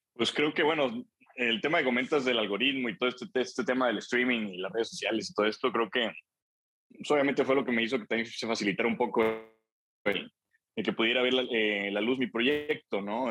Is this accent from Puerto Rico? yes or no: no; Celaya, Guanajuato, Mexico; allá en Celaya, yo soy de Celaya